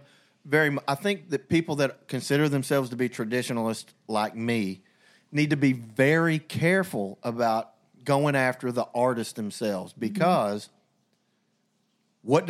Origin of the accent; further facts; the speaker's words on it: United States; As an American red-blooded capitalist